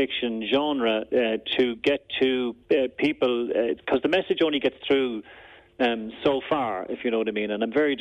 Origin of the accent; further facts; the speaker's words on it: Drogheda, Leinster, Ireland; I'm from Drogheda